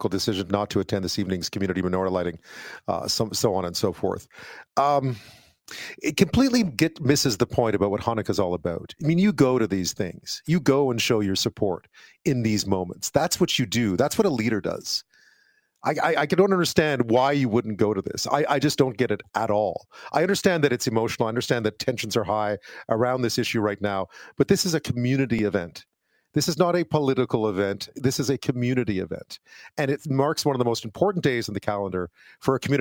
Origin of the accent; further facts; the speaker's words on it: Montreal, Quebec, Canada; I grew up in Montreal, of course, in a part of Montreal that had a big Jewish community in it